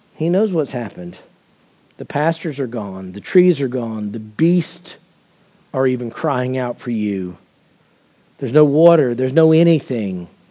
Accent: United States; as American Christians

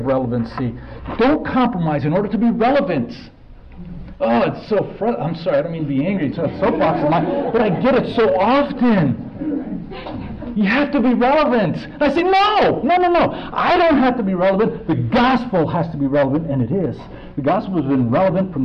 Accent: United States; me as an American

